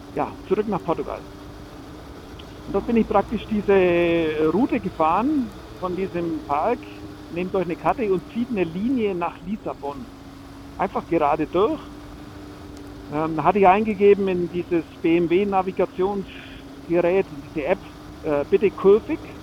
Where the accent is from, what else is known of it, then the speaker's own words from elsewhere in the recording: Franconia, Bavaria, Germany; zurück in meine Heimat, das schöne Frankenland